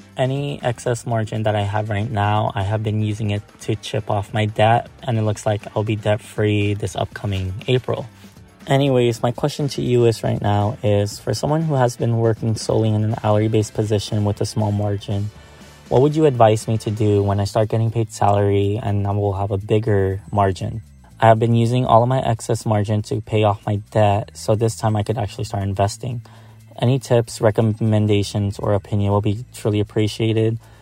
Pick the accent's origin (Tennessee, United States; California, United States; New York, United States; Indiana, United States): California, United States; Delano; moved away as an adult; now in Riverside, United States; I'm from Riverside, California for school, originally from Delano, California